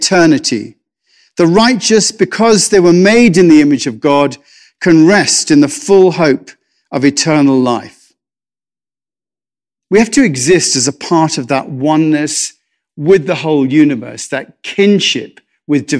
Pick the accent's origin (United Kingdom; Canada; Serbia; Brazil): United Kingdom; England; I'm English